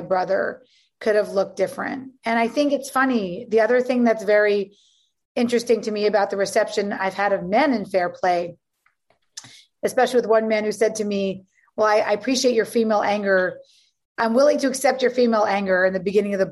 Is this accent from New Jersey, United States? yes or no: no; New York City, New York, United States; also born or lived in Virginia; We grew up on Avenue C and 14th Street.